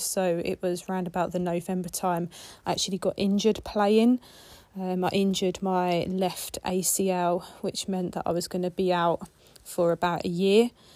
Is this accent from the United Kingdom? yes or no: yes; Kent, South East England, United Kingdom; now in Manchester, United Kingdom; I'm originally from Kent